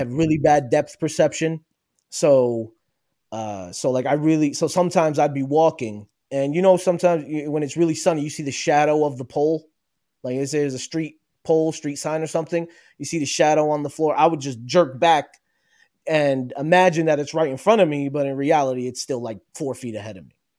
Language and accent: English; New Jersey, United States; I was born and raised in New Jersey. Uh, I am Palestinian originally